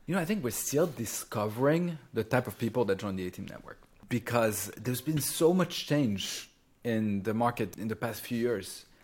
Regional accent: Champagne region, Grand Est, France; moved away; I grew up in France and in the pla-, in the Champagne region

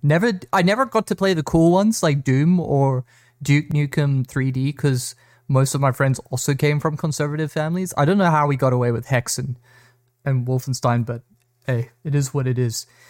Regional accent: South Africa; I grew up in South Africa

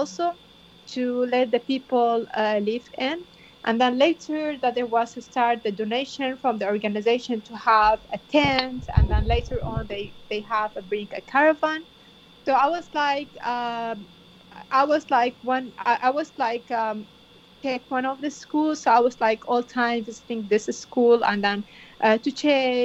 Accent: Bartella, Nineveh, Iraq; moved away; I'm originally from Bartola, one of the villages had been invited and occupied

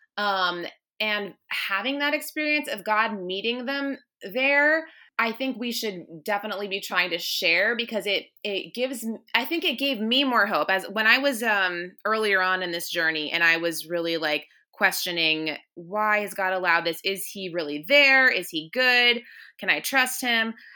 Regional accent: Northern Virginia, United States; moved away as an adult; also born or lived in Williamsburg, Virginia; now in Richmond, United States; I'm actually from Northern Virginia, so I went to college in Williamsburg, and then I moved back up to Northern Virginia

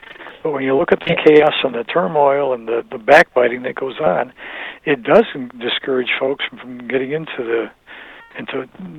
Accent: Flint, Michigan, United States; we're from Flint.

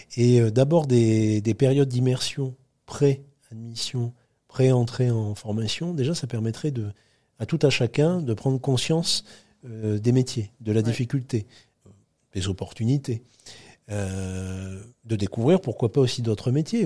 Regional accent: between Calais and Dunkirk, Hauts-de-France, France; moved away as an adult; je retourne chez moi dans le Grand Nord de la France, chez mes parents

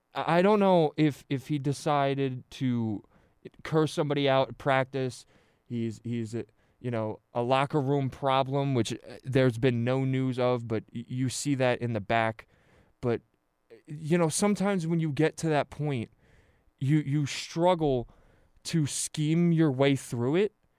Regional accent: central New Jersey, United States; I, I grew up in New Jersey, central New Jersey

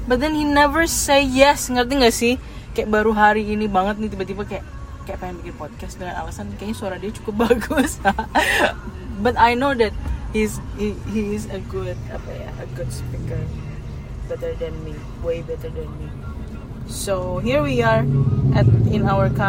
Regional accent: Jakarta, Indonesia; now in Bekasi, Indonesia; kalau gue sih dari Jakarta aslinya dan baru pindah ke Bekasi setelah menikah dengan my husband

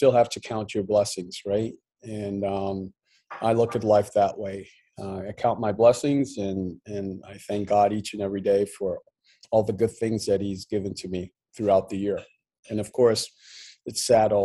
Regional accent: Montreal, Quebec, Canada; also born or lived in Plaisance, Guyana; when we migrated to Montreal, Canada, I was 9. And I obviously growing up in Montreal

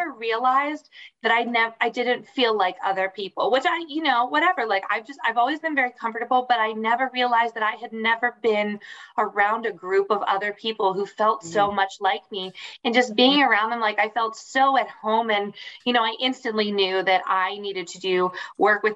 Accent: Penn Hills, Pennsylvania, United States; I was born here in Pittsburgh. I actually grew up in Penn Hills, but I spent my summers in Colombia

